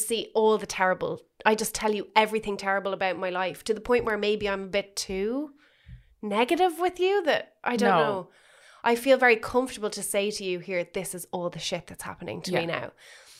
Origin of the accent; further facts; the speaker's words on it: Ireland; being Irish